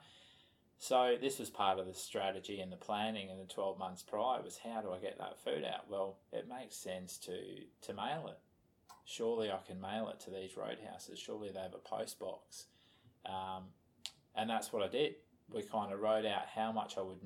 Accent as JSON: {"language": "English", "region": "Scotland", "country": "United Kingdom", "said": "I'm a Scotsman"}